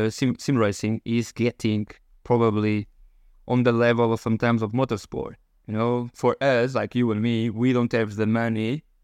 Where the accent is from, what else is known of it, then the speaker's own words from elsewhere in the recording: Portugal; English is a second language; of course I'm from Portugal. I will take for uh, Fafe, if you know, if you know, on the north part of Portugal